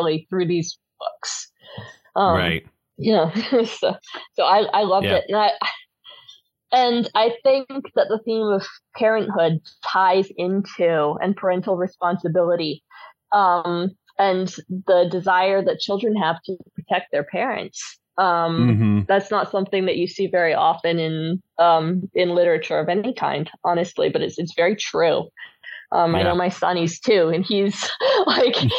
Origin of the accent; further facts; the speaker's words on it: United States; moved away; also born or lived in United Kingdom; I spent a large portion of my childhood there, and I feel like I have the right as an American